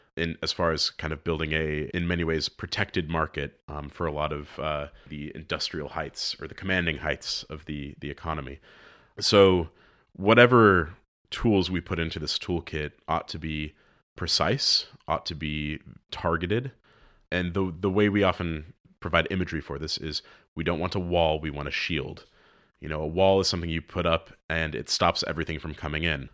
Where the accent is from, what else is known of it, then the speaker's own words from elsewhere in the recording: United States; moved away; as an American